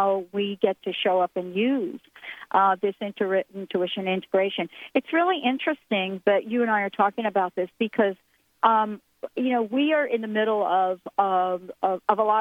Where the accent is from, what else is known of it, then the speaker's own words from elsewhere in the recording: New York City, New York, United States; I'm a girl from the Bronx. I lived most of my childhood on the monkey bars